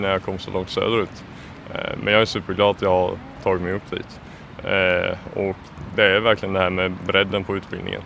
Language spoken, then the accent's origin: Swedish; Småland, Kronoberg County, Sweden; moved away; Jag kommer från eh, Småland, en, eh, ett par tre mil från eh, Älmhult